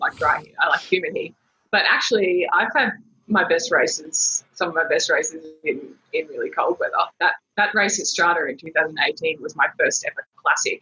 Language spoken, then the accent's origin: English; Brisbane, Queensland, Australia; also born or lived in Darwin, Northern Territory; I grew up in Darwin and Brisbane